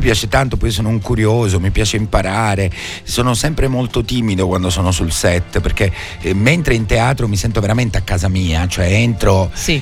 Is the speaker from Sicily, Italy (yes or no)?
yes; San Giuseppe Jato, Sicily, Italy; moved away as an adult; also born or lived in Rome, Italy; now in Palermo, Italy; la mia provenienza, che è quella di un certo. piccolo paesino, io sono di San Giuseppe Iato, in provincia di Palermo